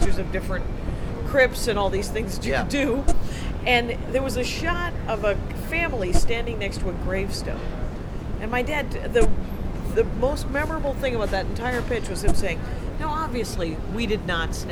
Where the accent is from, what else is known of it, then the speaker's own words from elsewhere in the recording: South Milwaukee, Wisconsin, United States; I'm from a little factory town outside of Milwaukee, and between Milwaukee and Racine, it is called South Milwaukee